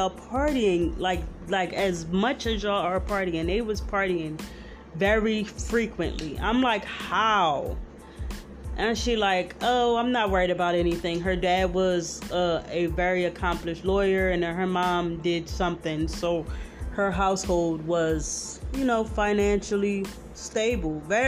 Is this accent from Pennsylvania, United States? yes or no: yes; Philadelphia, Pennsylvania, United States; I'm from Philly.